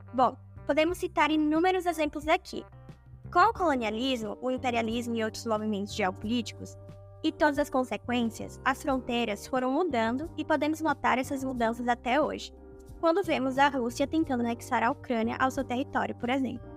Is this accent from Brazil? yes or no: yes; Brazil; todos nós nos identificamos como brasileiros